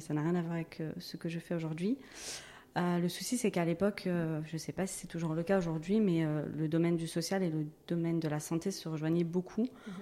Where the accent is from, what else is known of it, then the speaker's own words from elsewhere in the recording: Gennevilliers, Île-de-France, France; je suis née à Gennevilliers dans le 92, euh, j'y suis toujours